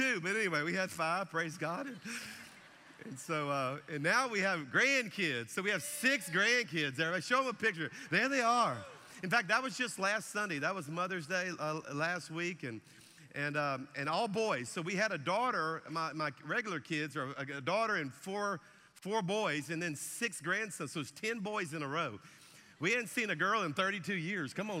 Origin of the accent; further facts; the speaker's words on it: South Louisiana, United States; now in Alabama, United States; our church is in Alabama, but I'm a Cajun from South Louisiana